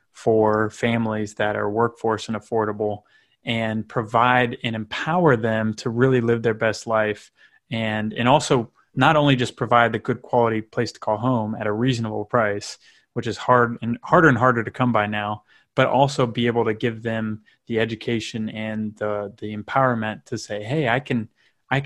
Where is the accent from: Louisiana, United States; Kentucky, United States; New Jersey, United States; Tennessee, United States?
Kentucky, United States; Northern; I grew up in Northern Kentucky